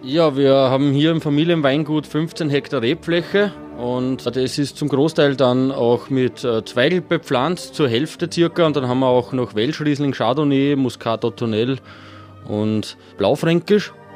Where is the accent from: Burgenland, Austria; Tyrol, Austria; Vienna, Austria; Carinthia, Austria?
Burgenland, Austria; Halbturn; Bei uns in Halbturn ist speziell das Tschatakenfest